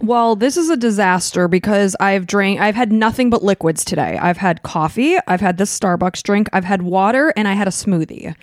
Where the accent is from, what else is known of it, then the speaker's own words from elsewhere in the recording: Chicago suburbs, Illinois, United States; We are from the Chicago suburbs